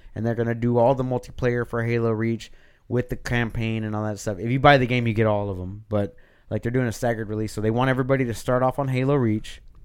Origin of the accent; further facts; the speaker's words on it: Texas, United States; I'm from Texas too